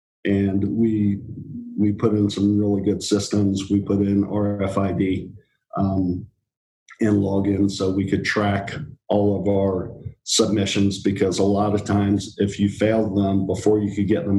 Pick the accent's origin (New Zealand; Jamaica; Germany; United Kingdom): United Kingdom; England; born there; now in United States; I was born in England.